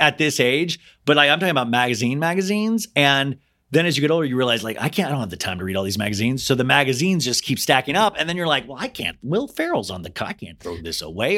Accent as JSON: {"language": "English", "region": "Kansas", "country": "United States", "tie": "born or raised there", "said": "I grew up in Kansas"}